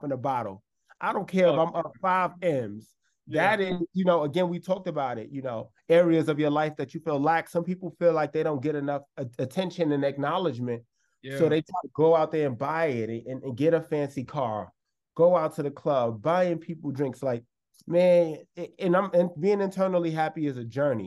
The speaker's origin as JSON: {"language": "English", "town": "New York City", "region": "New York", "country": "United States", "tie": "born or raised there", "also_born_or_lived": "Los Angeles", "moved": "as an adult", "lives_now": "New York City, United States", "said": "From New York, born and raised in the Bronx, moved to LA."}